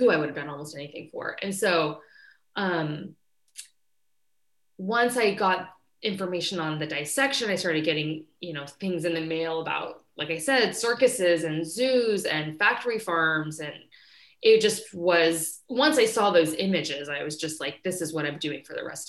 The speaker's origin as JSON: {"language": "English", "region": "Kansas", "country": "United States", "tie": "born or raised there", "said": "I was born and raised in Kansas"}